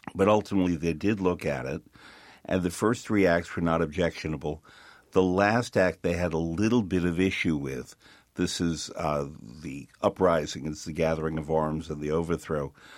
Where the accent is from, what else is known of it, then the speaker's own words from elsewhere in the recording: New York, United States; as a New Yorker